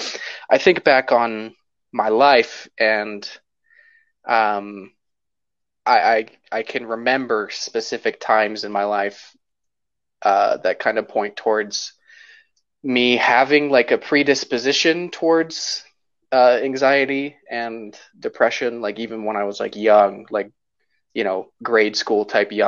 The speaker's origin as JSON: {"language": "English", "town": "Salt Lake City", "region": "Utah", "country": "United States", "tie": "born or raised there", "said": "I was born in Salt Lake City and grew up in the Sugar House area my whole life, really close to Highland High School"}